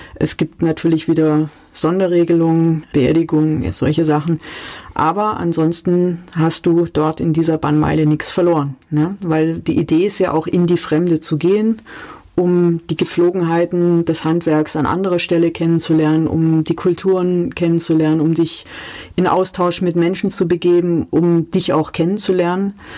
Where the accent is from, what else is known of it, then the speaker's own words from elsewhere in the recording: Calw, Baden-Württemberg, Germany; also born or lived in Stuttgart; Ich bin aufgewachsen im Raum Kalf. Das ist ein relativ hügeliges Gebiet im Nordschwarzwald schon.